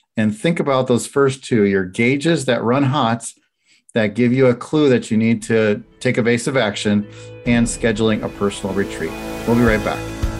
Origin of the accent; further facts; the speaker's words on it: Chicago, Illinois, United States; I'm from Chicago